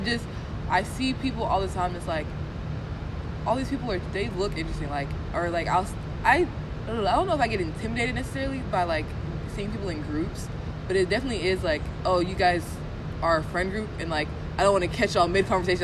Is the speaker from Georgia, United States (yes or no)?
yes; Stone Mountain, Georgia, United States; I don't want to say I'm from Atlanta but like the metro Atlanta area